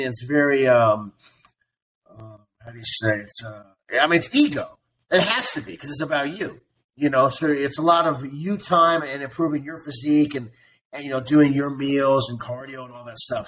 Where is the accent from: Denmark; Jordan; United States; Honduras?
United States; Columbia, Missouri; moved away as an adult; also born or lived in Las Vegas / Venice Beach / Kansas City / Chicago; now in Miami Beach, United States; So I was born and raised in Columbia, Missouri, and and I lived in Columbia. I lived in Missouri for like 23 years.